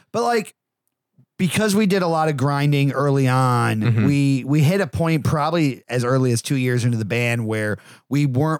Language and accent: English; Connecticut, United States; also born or lived in Massachusetts; now in Texas, United States; I'm originally from Connecticut and then Massachusetts, and we would home base in Connecticut